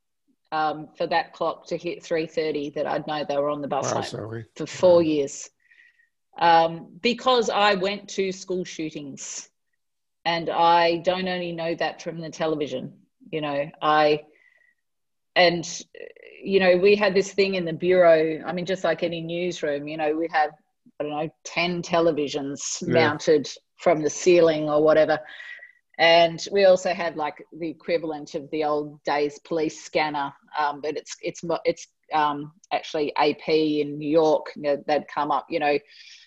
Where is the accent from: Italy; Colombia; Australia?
Australia; being an Australian